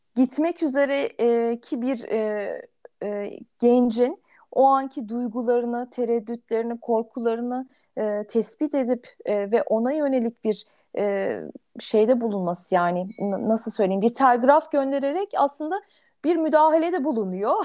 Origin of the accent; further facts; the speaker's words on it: Ankara, Turkey; bir Ankaralı olarak